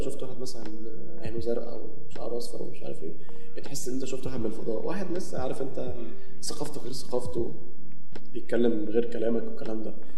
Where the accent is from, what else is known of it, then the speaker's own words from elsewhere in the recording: Egypt; عندنا في مصر